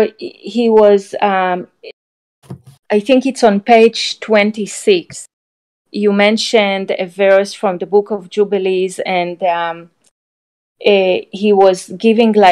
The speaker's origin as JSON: {"language": "English", "country": "Israel", "tie": "born or raised there", "moved": "yes", "lives_now": "United States", "said": "my experience growing up in Israel"}